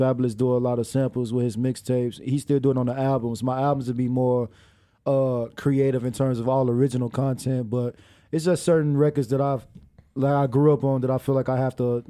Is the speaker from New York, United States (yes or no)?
no; Chicago, Illinois, United States; I'm from Chicago.